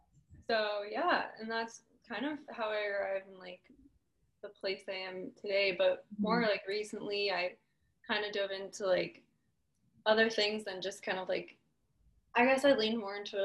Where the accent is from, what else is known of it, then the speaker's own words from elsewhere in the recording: Southern California, United States; also born or lived in Orange County, California / Los Angeles, California; I grew up in Southern California. I grew up kind of like all over, a little bit in Orange County, mostly Ventura County